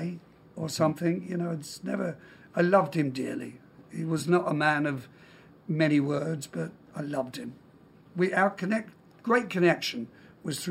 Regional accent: London, United Kingdom; I was born in London. I have a Scottish father

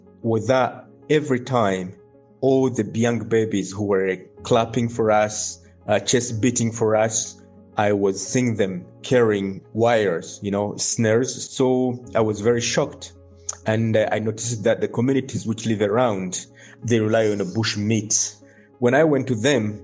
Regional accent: Bukavu, South Kivu, DR Congo; I was born in Bukavu, Democratic Republic of Congo, near the Kahuzi Biega National Park

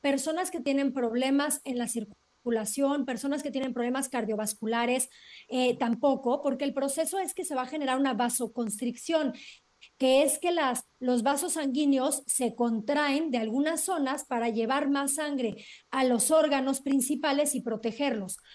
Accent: Cuernavaca, Morelos, Mexico; crecí en alguna época en Cuernavaca

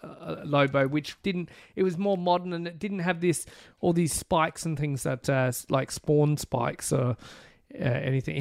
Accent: Australia; being Australian

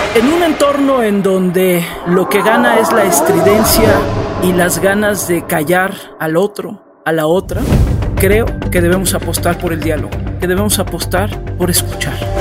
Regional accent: Mexico; aquí en mi país

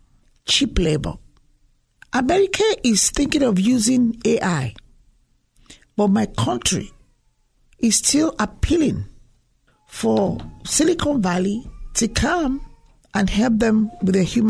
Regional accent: Lagos, Nigeria; I'm from Lagos State.

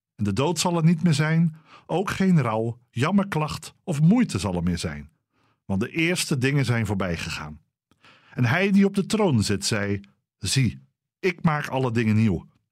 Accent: Dordrecht, South Holland, Netherlands; Dordrecht. De stad waar ik ben opgegroeid en waar al mijn familie vandaan komt

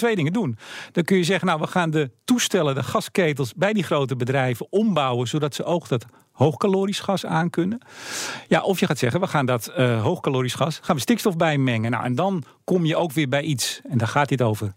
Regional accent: Netherlands; als Nederlanders

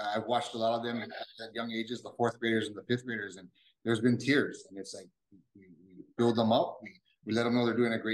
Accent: Kailua, Hawaii, United States; I grew up in Kailua and we played football, basketball, and baseball our whole lives

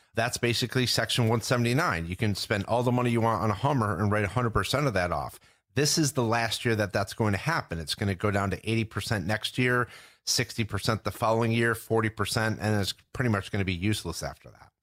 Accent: New York, United States; growing up in New York

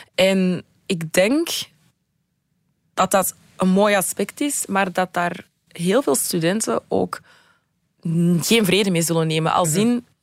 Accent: Antwerp, Flanders, Belgium; studeerde in mijn thuisstad Antwerpen

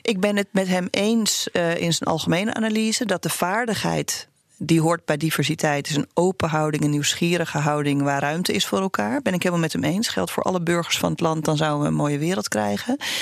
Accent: Uganda; now in Netherlands; ik ben in Oeganda geboren

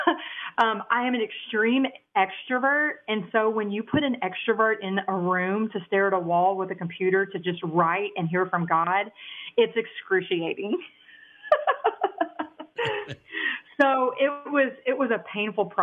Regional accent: Dallas, Texas, United States; accent: country twang; I actually grew up in Texas, the Dallas area. I've been here all my life. That's that country twang you hear coming out of my vernacular

